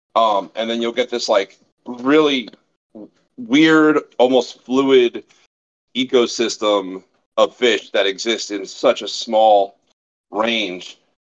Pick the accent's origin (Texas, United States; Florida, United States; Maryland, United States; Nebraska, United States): Florida, United States; Fort Lauderdale; I'm from South Florida, Southeast Florida, originally born and raised